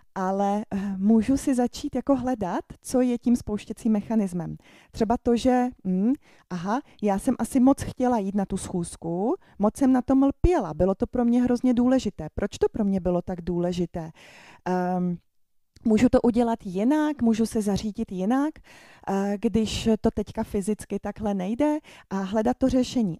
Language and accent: Czech; Ostrava, Moravian-Silesian Region, Czechia; jsem z Ostravy, mám to v krvi